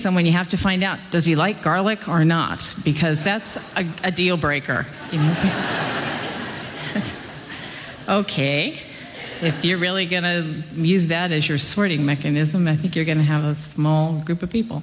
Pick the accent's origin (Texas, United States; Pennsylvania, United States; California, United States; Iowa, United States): Pennsylvania, United States; Pittsburgh; moved away as an adult; now in New York City, United States; I'm from Pittsburgh